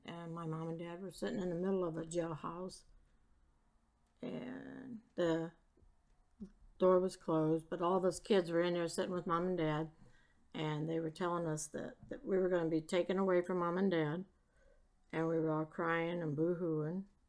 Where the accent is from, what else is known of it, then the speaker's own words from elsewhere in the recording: Three Rivers, Michigan, United States; I was born in Three Rivers, Michigan in 1956